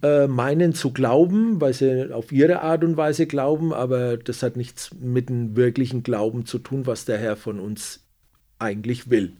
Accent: Nuremberg, Bavaria, Germany; also born or lived in Calabria, Italy; ich bin äh, Italiener, aber geboren und aufgewachsen in Deutschland, in Nürnberg

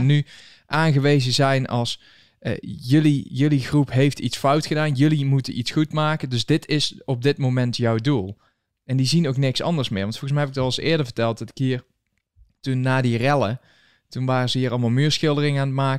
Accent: Netherlands; moved away as an adult; now in United States; Hoe lang woon je hier al? Ja, zeven jaar

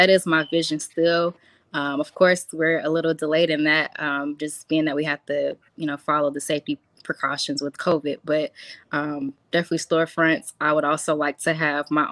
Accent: Columbia, South Carolina, United States; moved away as an adult; now in Charlotte, United States; I'm originally from Columbia, South Carolina, but I now reside in Charlotte, North Carolina.

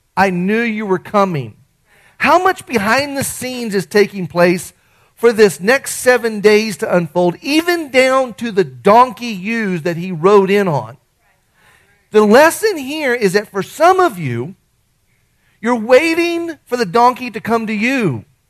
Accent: Artesia, United States; the kid I grew up with in Artesia

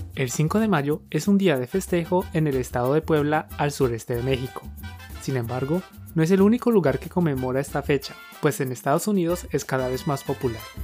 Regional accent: Colombia; Somos dos profes colombianos

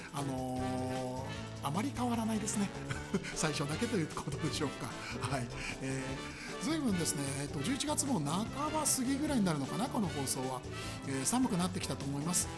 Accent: Koto, Tokyo, Japan; 僕その下町の生まれ育ちで、えー、江ですけれど、はい、えー、江東区の区民

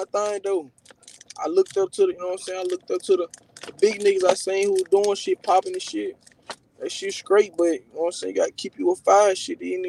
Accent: California, United States; I'm from the Myrtle 8, Raleigh.

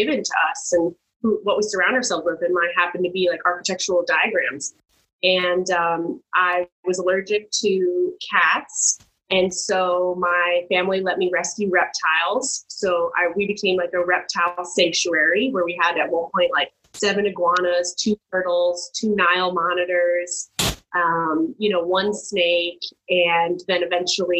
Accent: Miami, Florida, United States; moved away as an adult; born and raised in Miami.

